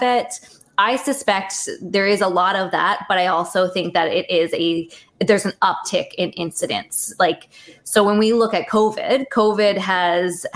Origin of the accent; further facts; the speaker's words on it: Canada; I'm a Canadian dietitian